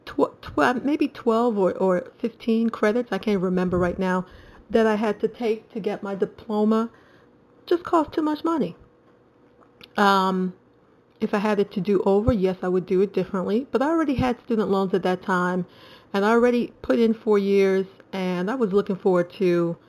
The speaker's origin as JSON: {"language": "English", "town": "New York City", "region": "New York", "country": "United States", "tie": "born or raised there", "also_born_or_lived": "Trinidad", "said": "my family came from Trinidad, moved to New York when I was 3. So I grew up in Brooklyn with my mom and dad and my older brother"}